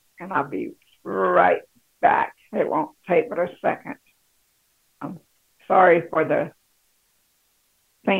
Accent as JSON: {"language": "English", "town": "Shreveport", "region": "Louisiana", "country": "United States", "tie": "born or raised there", "said": "I grew up in Louisiana, in Shreveport, Louisiana. That was where I was born and raised in 1962, in December"}